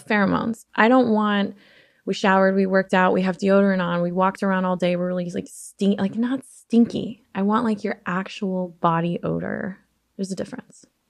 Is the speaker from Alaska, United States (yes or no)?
yes; Alaska, United States; also born or lived in Chicago suburbs, Illinois; now in Chicago area, United States; little ugly kid with glasses, like, growing up in Alaska